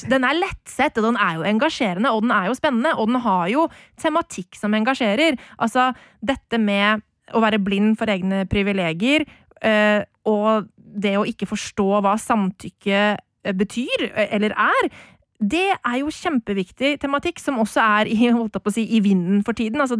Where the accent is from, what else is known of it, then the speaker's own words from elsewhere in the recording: Lommedalen, Akershus, Norway; kjellerstua nede i, eller oppe i Øvre Goslia, eh, i, på, i Åsen hjemme i Lommedalen, eh, og så kampen sammen med, med pappa, og det var stor ståhei.